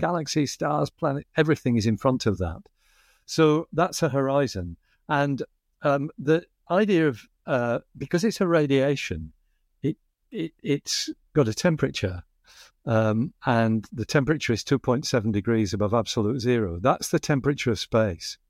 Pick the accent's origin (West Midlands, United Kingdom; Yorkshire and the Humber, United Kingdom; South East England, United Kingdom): Yorkshire and the Humber, United Kingdom; Bradford; accent: Northern England flat vowels; now in Australia; where I grew up in Bradford in the north of England